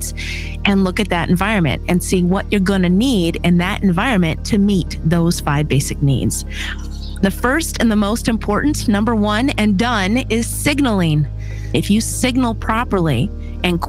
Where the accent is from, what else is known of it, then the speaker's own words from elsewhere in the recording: Michigan, United States; moved away as an adult; I'm originally from Michigan, and at 18, I joined the military